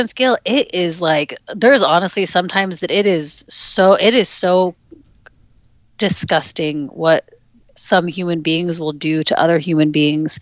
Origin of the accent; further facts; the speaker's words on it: Alaska, United States; I grew up in Alaska